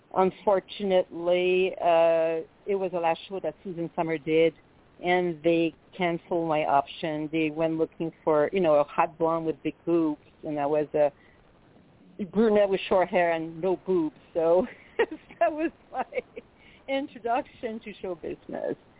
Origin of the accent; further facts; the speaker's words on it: Quebec City, Quebec, Canada; accent: French Canadian; first language French; English is a second language; moved away as an adult; now in United States; I'm from, as you can tell, I'm French native from Quebec City